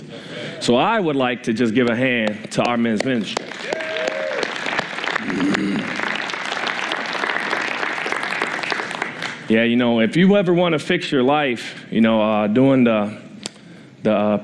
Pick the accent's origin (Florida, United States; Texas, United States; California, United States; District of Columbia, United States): District of Columbia, United States; Washington; moved away; I grew up in Washington, D.C., and I'm 39 years old, and when I lived in D.C. in high school